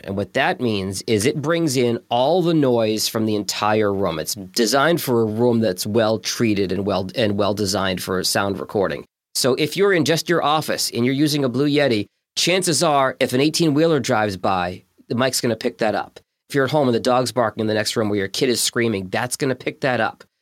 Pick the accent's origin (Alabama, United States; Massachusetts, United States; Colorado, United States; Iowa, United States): Massachusetts, United States; Boston; now in Detroit, United States; I grew up in Boston